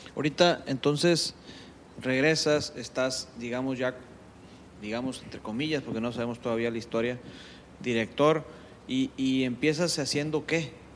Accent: Culiacán, Sinaloa, Mexico; Nosotros que somos de Culiacán y que hemos vivido toda la vida en Culiacán

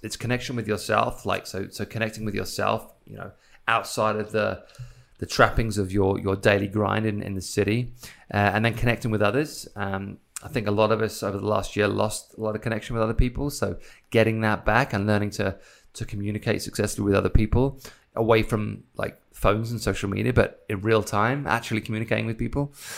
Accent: Isle of Wight, South East England, United Kingdom; now in United States; I come from the Isle of Wight, so I come from a small island where everything's kinda local.

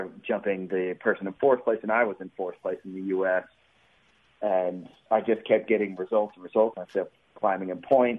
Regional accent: Mississippi, United States; being from Mississippi

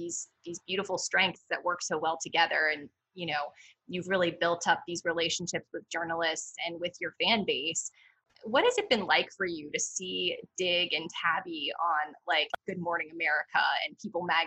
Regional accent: Pittsburgh, Pennsylvania, United States; moved away; I'm from Pittsburgh, Pennsylvania

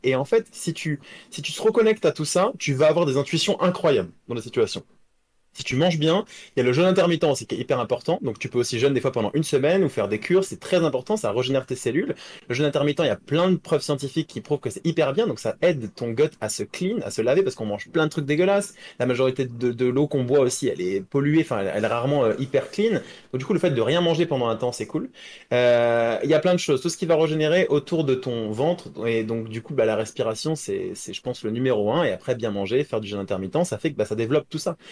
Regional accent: France

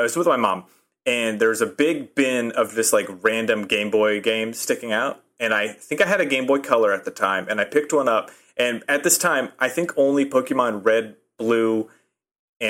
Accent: Nebraska, United States; now in Chicago, United States; I'm from Nebraska.

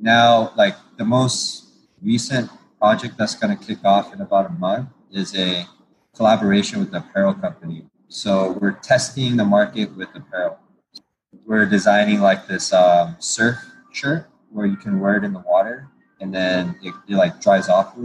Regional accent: Torrance, California, United States; I grew up in Torrance and near the beach

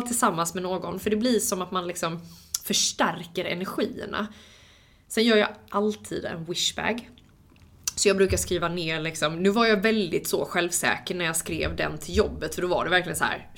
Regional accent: Halmstad, Halland County, Sweden; moved away as an adult; also born or lived in Los Angeles, United States; Jag eh, fick flytta hem till min hemstad, hem till mina föräldrar

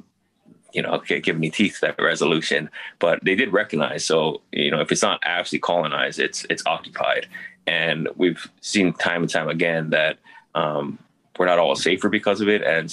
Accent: Hawaii, United States

